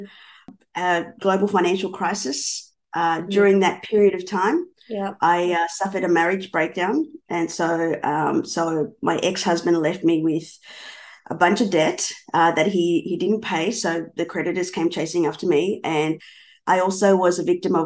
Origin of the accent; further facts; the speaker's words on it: Melbourne, Victoria, Australia; also born or lived in Buenos Aires, Argentina; I'm from Melbourne, Australia